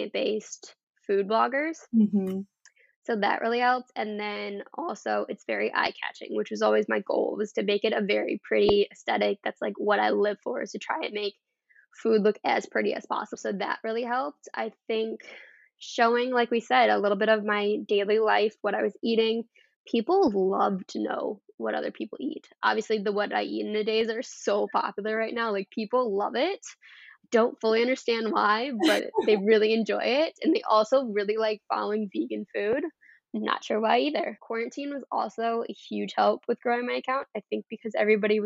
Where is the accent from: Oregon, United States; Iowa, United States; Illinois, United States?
Illinois, United States; Rockford; moved away as an adult; now in Madison, United States; I grew up in Rockford, Illinois, very, very Midwest town, and then right now I currently live in Madison, Wisconsin.